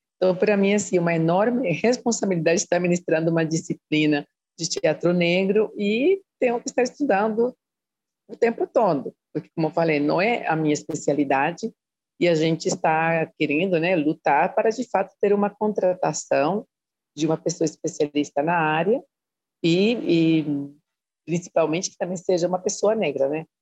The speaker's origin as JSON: {"language": "Portuguese", "country": "Costa Rica", "second_language": "Portuguese", "moved": "as an adult", "lives_now": "Brazil", "said": "eu fiz a graduação na Costa Rica, né, de onde eu sou, e a pós-graduação aqui no Brasil"}